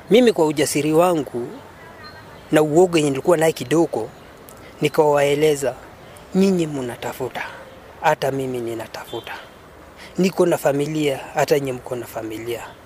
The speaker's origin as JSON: {"language": "Swahili", "town": "Kitale", "region": "Trans-Nzoia County", "country": "Kenya", "said": "mimi natoka Kitale"}